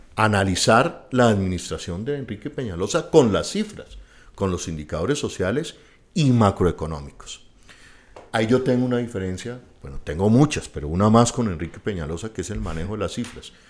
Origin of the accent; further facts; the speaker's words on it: Bogotá, Colombia; nosotros mismos como bogotanos